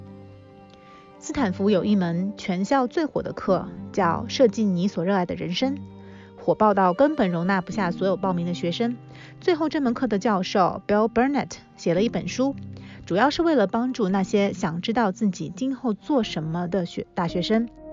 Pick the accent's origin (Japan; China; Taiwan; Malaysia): China; now in Canada; 我们中国学生